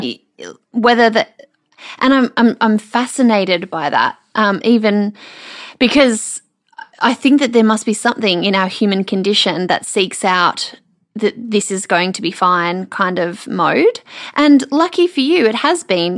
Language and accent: English; Melbourne, Victoria, Australia; now in Brisbane, Australia; the Melbourne girl in me